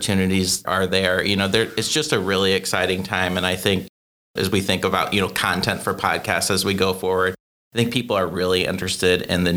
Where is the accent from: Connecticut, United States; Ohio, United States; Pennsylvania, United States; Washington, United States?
Ohio, United States; Dayton; I grew up in Dayton, Ohio